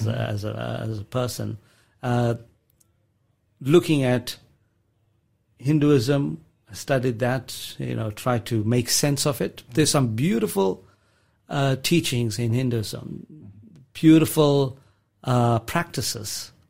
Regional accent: South Africa; So, growing up in South Africa, it was a multi-ethnic, multi-religious environment that I grew up in.

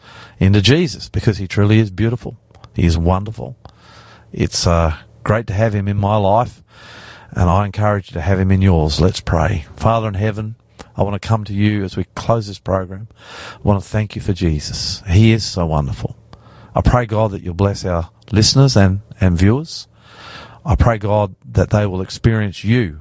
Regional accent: Australia; I'm the …

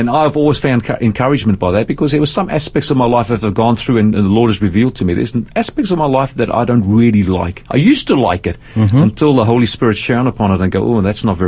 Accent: Cape Town, Western Cape, South Africa; I was born in South Africa, in Cape Town, beautiful part of the world

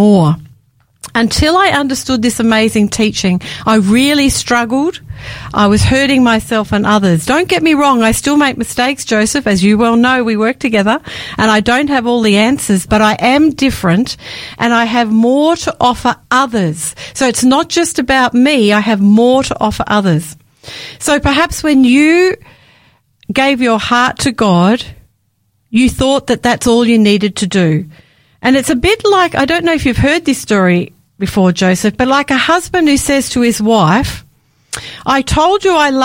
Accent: Victoria, Australia; I grew up in the Seventh-day Adventist Church in Victoria

